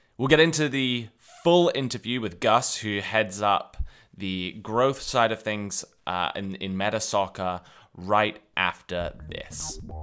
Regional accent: England, United Kingdom; as a kid growing up in England in the nineties

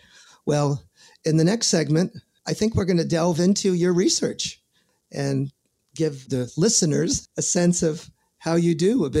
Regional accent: New York, United States; I'm from New York.

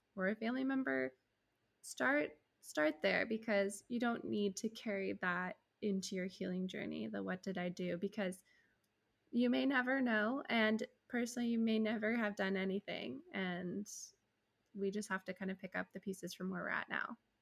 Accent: United States; As an American

